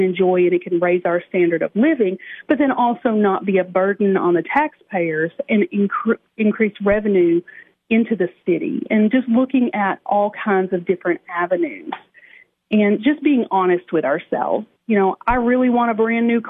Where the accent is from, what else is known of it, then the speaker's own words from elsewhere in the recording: Cookeville, Tennessee, United States; I live in Cookeville. I grew up in Cookeville.